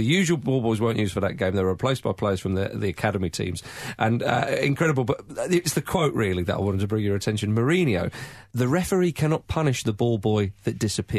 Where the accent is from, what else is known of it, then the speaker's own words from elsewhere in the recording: England, United Kingdom; us English